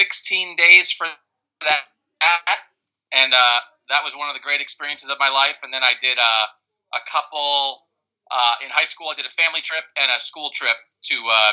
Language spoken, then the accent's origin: English; Pennsylvania, United States; now in Ohio, United States; I'm not from Ohio originally. I grew up in Pennsylvania